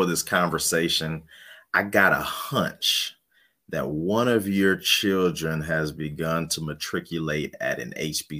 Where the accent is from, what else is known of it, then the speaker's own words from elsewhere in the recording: Cleveland, Ohio, United States; we're from Cleveland, Ohio